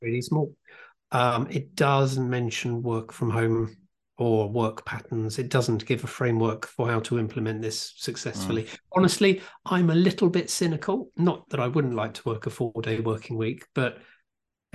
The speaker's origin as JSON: {"language": "English", "country": "United Kingdom", "said": "I am British"}